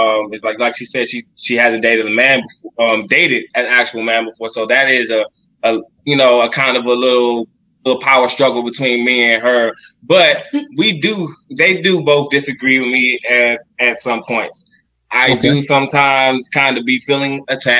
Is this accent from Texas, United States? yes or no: yes; Texas, United States; We are from Texas